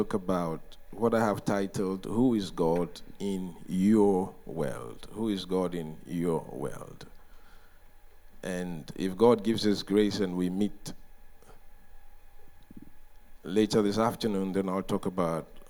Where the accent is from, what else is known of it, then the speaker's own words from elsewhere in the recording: Ghana; we are coming from Ghana, which is in the west coast of Africa